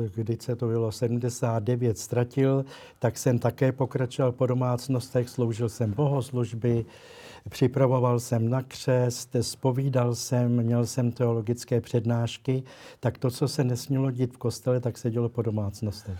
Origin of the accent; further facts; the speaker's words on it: Prague, Czechia; also born or lived in Litoměřice; pocházím z Prahy